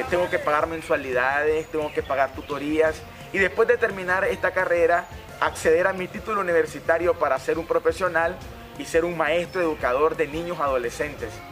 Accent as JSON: {"language": "Spanish", "town": "San Isidro", "region": "Matagalpa", "country": "Nicaragua", "said": "los alcohólicos de mi pueblo"}